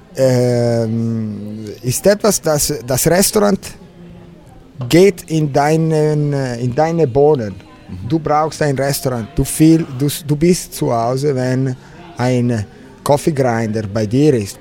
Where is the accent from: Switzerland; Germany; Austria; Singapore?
Switzerland; Mezzovico, Ticino; German is a second language; also born or lived in Morcote; Ich bin in Tessin geboren, in Mezzovico, in der Mitte der Kanton